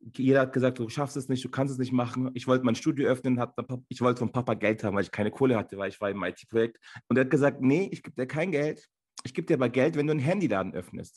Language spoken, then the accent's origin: German; Munich, Bavaria, Germany; also born or lived in Ankara, Turkey / Landsberg; ich bin hier in München geboren. Äh, man sagt auch, ich wäre so ein türkischer Bayer